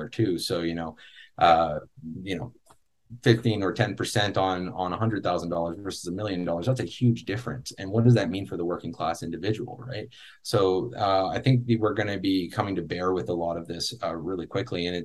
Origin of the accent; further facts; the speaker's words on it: Canada; a Canadian myself